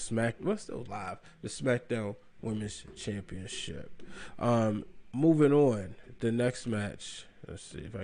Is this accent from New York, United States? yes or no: no; Baltimore, Maryland, United States; my hometown of Baltimore, Maryland